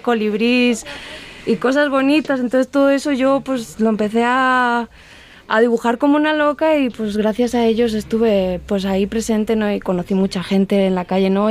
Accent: Spain; moved away as an adult; also born or lived in Cuenca, Spain; now in Guadalajara, Mexico; Regresé a mi tierra a terminar la carrera

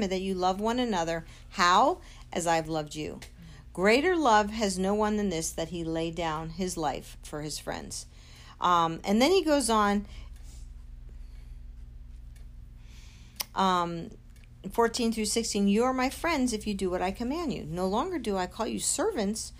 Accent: United States; we as Americans, as American Christians

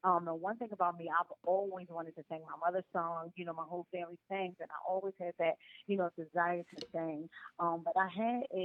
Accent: Philadelphia, Pennsylvania, United States; I grew up in Philadelphia

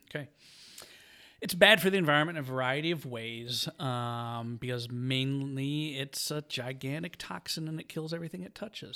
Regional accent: Michigan, United States; I'm from the good part, um, the mitten

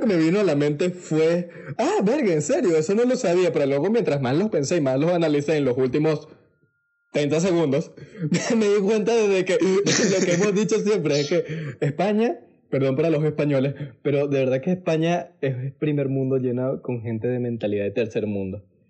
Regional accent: Venezuela; moved away; also born or lived in Panama; nosotros los venezolanos

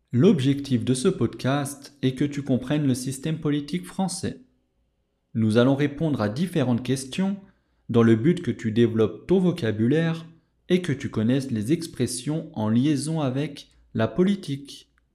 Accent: France; je suis français

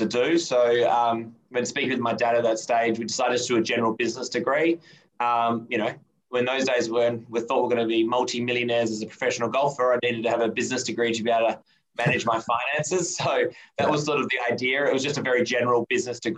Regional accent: Adelaide, South Australia, Australia; also born or lived in United States / Sydney; I grew up in Adelaide and went to high school and primary school here

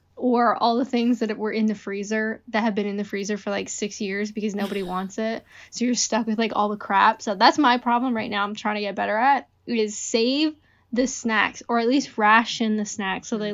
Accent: Canada; I'm Canadian

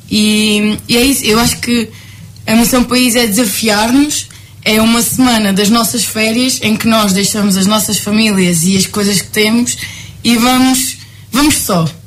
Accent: Galveias, Alentejo, Portugal; eu sou do Alto Alentejo, eu sou de Galveias, que é ali perto de Ponte Sur, Porto Alegre.

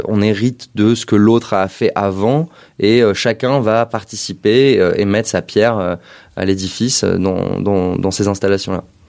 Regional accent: Paris, Île-de-France, France; moved away as an adult; also born or lived in London; je suis né à Paris

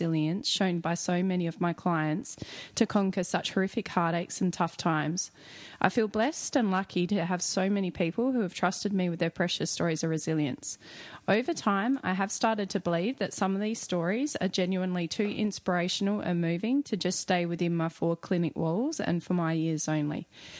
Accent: Yorke Peninsula, South Australia, Australia; As I grew up on the York Peninsula and loved working in the area with my business

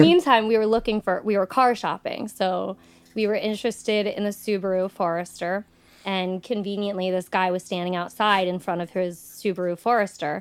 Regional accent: Nockamixon State Park, Pennsylvania, United States; I grew up right across from Nakamixon State Park

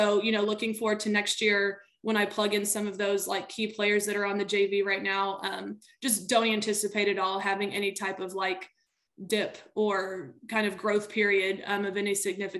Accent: Houston, Texas, United States; I am from the Clear Lake area. That's just where I grew up. I went to Clear Lake High School, played volleyball there

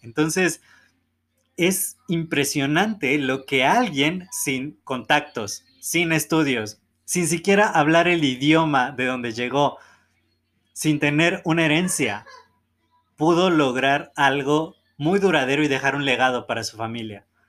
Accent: Mexico; nacimos en México

